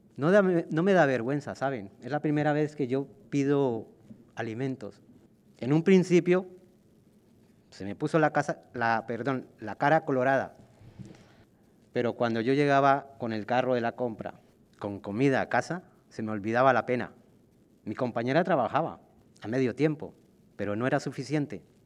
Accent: Colombia; also born or lived in Villaverde, Madrid, Spain; now in Madrid, Spain; En mi país

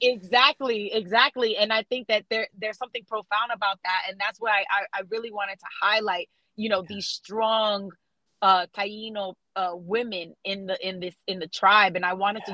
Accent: South Florida, United States; now in Atlanta, United States; I grew up in South Florida, being raised around like Haitians

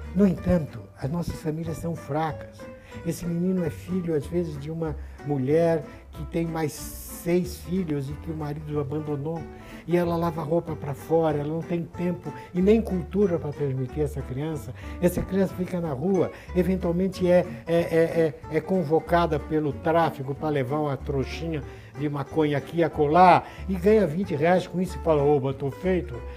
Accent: Santos, São Paulo, Brazil; Quando eu estudava, na minha cidade de Santos, onde eu nasci

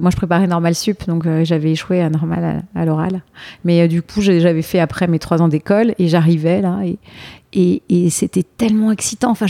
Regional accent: Rueil-Malmaison, Île-de-France, France; moved away as an adult; now in New York, United States; j'ai grandi dans l'ouest parisien, à

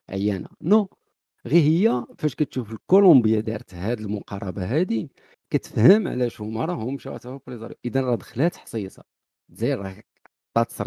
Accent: Morocco; حنا كمغاربه

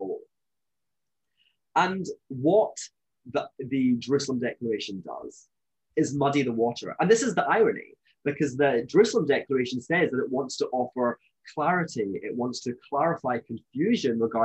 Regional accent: Scotland, United Kingdom; I'm from Scotland, as you may know, you may be able to tell from my accent

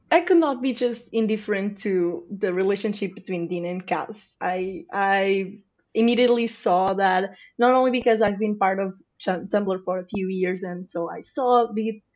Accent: Portugal; I'm from Portugal

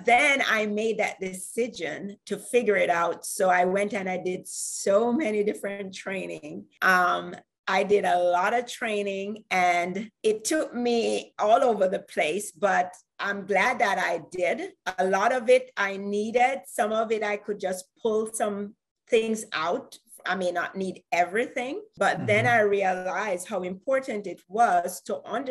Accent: Jamaica; I am from Jamaica.

